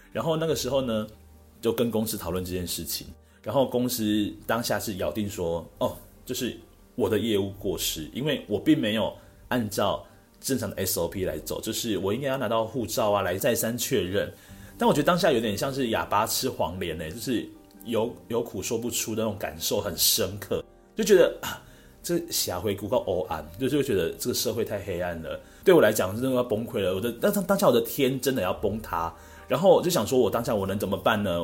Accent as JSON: {"language": "Chinese", "region": "Penghu County", "country": "Taiwan", "tie": "born or raised there", "also_born_or_lived": "Taipei", "moved": "as an adult", "said": "从幼稚园开始， 然后一路呢到大学，我都是在澎湖这边就读的"}